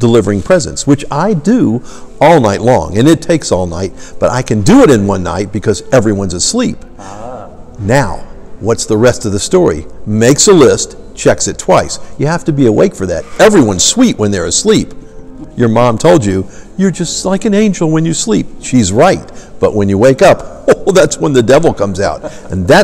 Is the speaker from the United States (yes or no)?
yes; Atlanta, Georgia, United States; we were both born in Atlanta. So even though I'm from the North Pole, I'm an Atlanta native